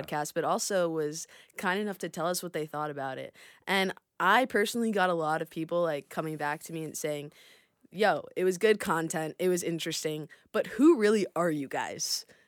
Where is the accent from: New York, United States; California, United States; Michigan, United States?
New York, United States; Rye; I'm from Rye, New York